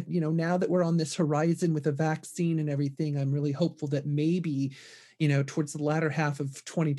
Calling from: Seattle, Washington, United States; I am calling in from Seattle.

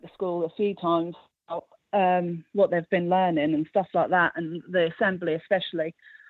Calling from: King's Lynn, East of England, United Kingdom; King's Lynn in Norfolk.

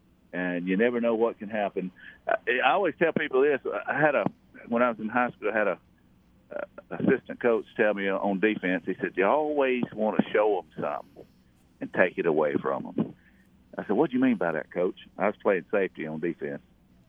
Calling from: Troy, Alabama, United States; from Troy right now. I'm sitting on my porch.

